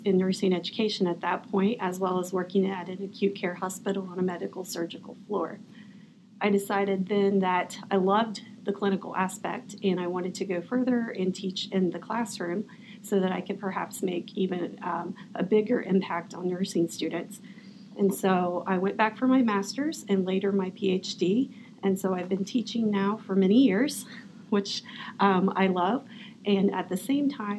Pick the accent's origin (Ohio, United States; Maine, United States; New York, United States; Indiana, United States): Ohio, United States; Appalachian; accent: twang; I was born and raised in Appalachia, Ohio, and you may hear a little twang because